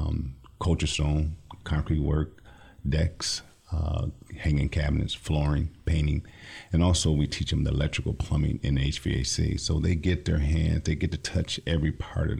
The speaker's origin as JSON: {"language": "English", "town": "Lansing", "region": "Michigan", "country": "United States", "tie": "born or raised there", "said": "I'm from the Lansing area, born and raised"}